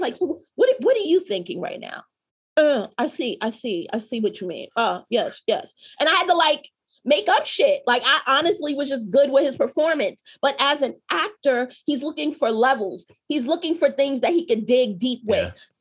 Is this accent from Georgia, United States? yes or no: no; New York City, New York, United States; my childhood growing up in Harlem